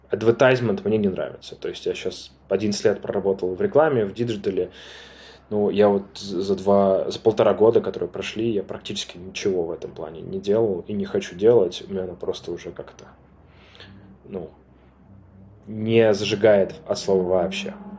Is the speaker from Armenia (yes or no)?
yes; Armenia; я армянин, я живу в Армении